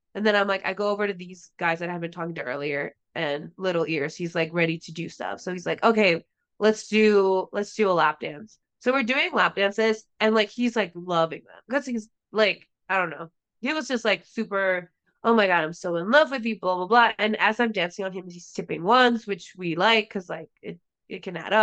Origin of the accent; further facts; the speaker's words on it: Tijuana, Baja California, Mexico; where I grew up in Tijuana